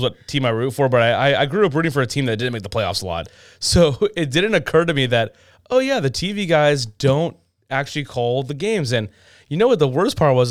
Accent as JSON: {"language": "English", "region": "California", "country": "United States", "said": "I'm a Californian myself."}